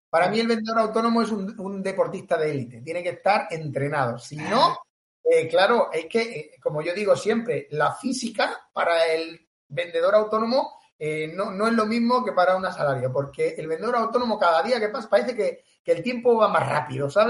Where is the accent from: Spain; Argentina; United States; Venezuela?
Spain; Tarragona, Catalonia; now in Cambrils, Spain; Así que yo soy catalán, soy catalán.